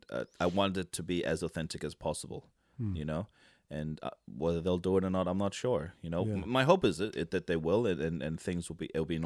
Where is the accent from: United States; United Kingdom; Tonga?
Tonga; But I fully identify as Tongan, and I grew up in Tonga for a majority of my life.